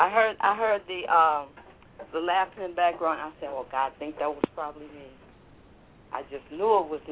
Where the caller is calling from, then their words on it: St. Louis, Missouri, United States; I'm calling from St. Louis.